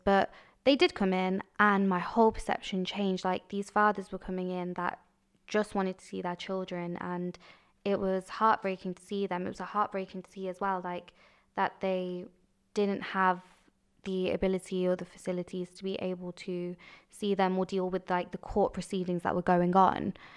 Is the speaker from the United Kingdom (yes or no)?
yes; Coventry, West Midlands, United Kingdom; I was born in Coventry. in what might say is the dodgy ends, but I had an amazing childhood, a great childhood